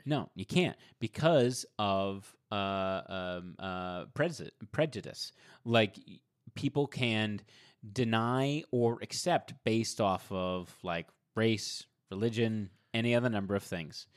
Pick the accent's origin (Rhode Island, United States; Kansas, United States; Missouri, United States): Rhode Island, United States; Providence; I grew up in Providence, Rhode Island